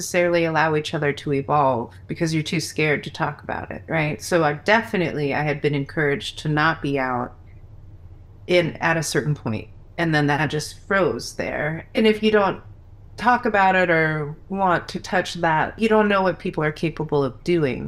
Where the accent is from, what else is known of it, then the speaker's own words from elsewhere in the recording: D.C., Virginia, United States; moved away; I grew up in Virginia, like right outside Washington, D.C.